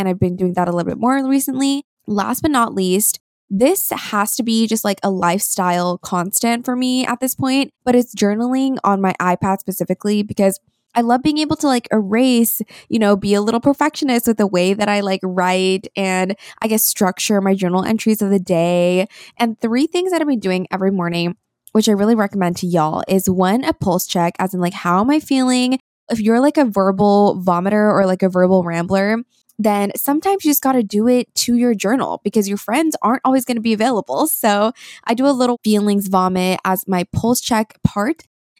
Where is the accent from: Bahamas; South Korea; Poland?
South Korea; born there; I was born in Korea. I am 100% Korean and my entire family is here.